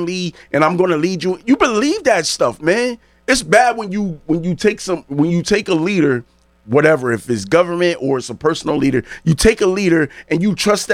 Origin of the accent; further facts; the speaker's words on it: New Haven, Connecticut, United States; I'm from, if anybody know New Haven, I'm from the New Hallville section